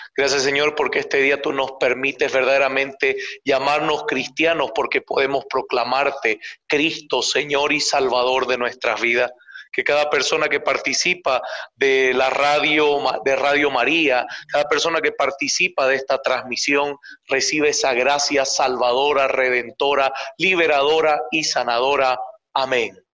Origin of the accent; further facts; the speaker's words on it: Montero, Santa Cruz, Bolivia; yo soy de Bolivia. Bolivia es el país que está como en el corazón de Sudamérica. Y yo nací en la zona que está cerca de la Amazonía, que se llama Santa Cruz de la Sierra, en una provincia que se llama Montero